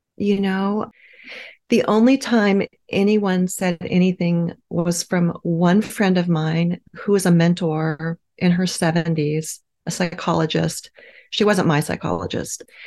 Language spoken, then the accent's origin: English; Midwest, United States; I grew up in the Midwest